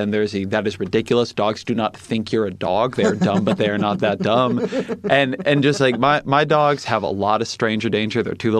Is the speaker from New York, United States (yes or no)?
no; Irvine, California, United States; I'm from Irvine. So Southern California, Orange County.